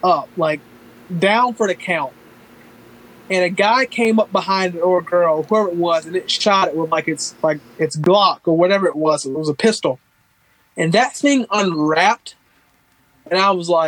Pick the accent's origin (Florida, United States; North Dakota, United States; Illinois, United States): Florida, United States; Northeast; I grew up in Northeast Florida